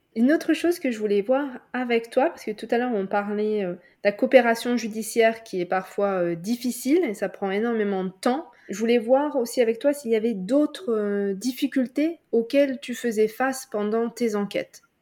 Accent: France

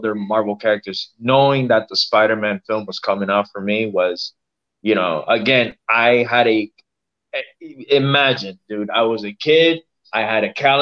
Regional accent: Miami, Florida, United States; I was born and raised in Miami

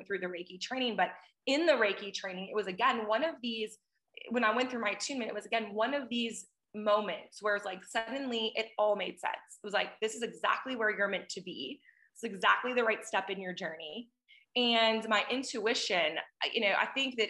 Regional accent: North Dakota, United States; moved away; also born or lived in Houston, Texas; I grew up in North Dakota in a very small town

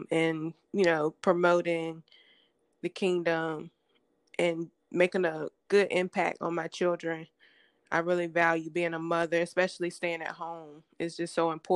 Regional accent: Hosky, North Carolina, United States; I'm originally from Hosky, North Carolina, small town in North Carolina, Eastern

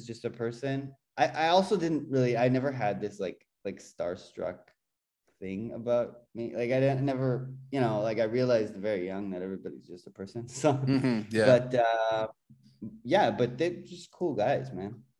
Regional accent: Jerusalem, Jerusalem District, Israel; moved away as an adult; also born or lived in Berklee (Boston), United States; now in Toronto, Canada; I grew up in Jerusalem

